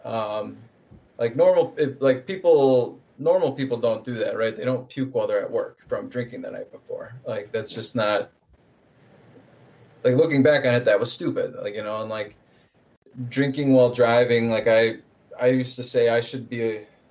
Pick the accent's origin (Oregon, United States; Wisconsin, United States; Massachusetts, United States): Wisconsin, United States; I'm from Wisconsin, so it's very much in the culture.